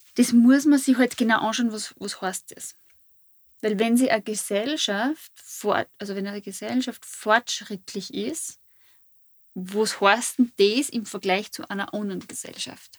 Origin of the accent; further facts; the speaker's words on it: Fischbach, Styria, Austria; Fischbach ist, wo ich her bin.